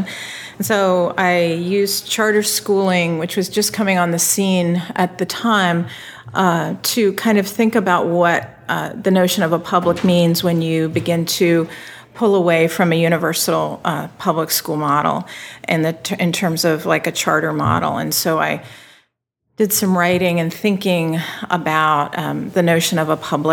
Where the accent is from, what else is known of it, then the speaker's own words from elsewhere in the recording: Virginia, United States; I grew up in Virginia, and I entered schooling about the time schools were reluctantly desegregating in the state